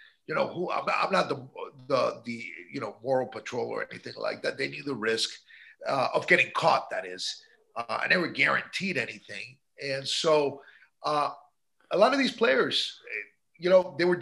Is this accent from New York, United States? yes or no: yes; New York, United States; now in Miami, United States; My parents are Cuban. I was born in New York, but yeah, I'm a proud AB